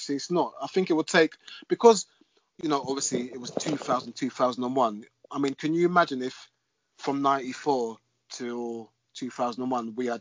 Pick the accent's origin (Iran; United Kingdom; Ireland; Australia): United Kingdom; London; me growing up in a council estate in South London